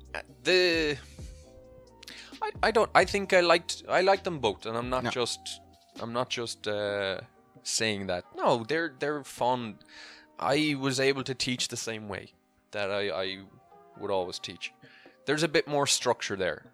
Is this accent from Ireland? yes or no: yes; Clonmel, Munster, Ireland; moved away as an adult; also born or lived in Dubai / Italy; now in Cork, Ireland; The town I'm from is called Clonmel